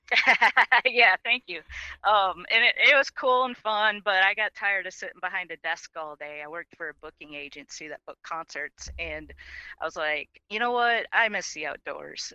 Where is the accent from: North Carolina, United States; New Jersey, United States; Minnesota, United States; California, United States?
Minnesota, United States; I grew up in Minnesota